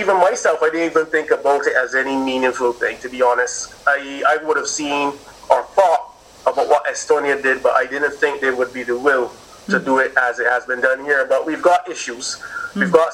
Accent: Barbados

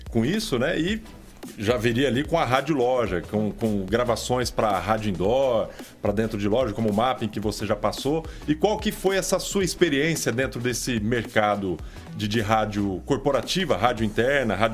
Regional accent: São Paulo, Brazil; also born or lived in Fernandópolis; Eu sou paulistano mesmo.

